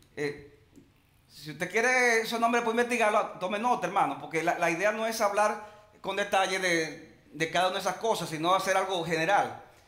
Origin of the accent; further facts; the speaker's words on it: Dominican Republic; Nosotros los cristianos, que seamos dominicanos